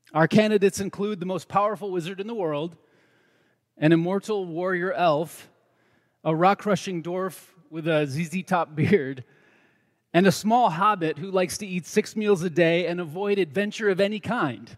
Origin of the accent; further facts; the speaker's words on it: United States; I am an American man